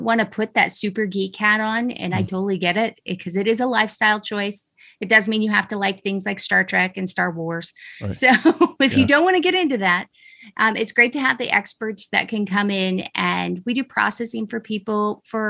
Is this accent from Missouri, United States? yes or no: no; Utah, United States; I'm from Utah